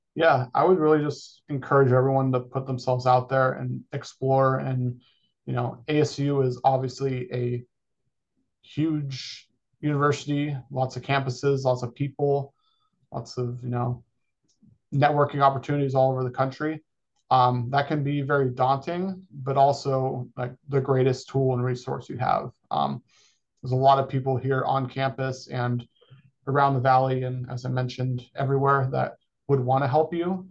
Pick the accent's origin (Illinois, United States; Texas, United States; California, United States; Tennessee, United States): California, United States; Folsom; moved away as an adult; now in Arizona, United States; born and raised in Folsom, California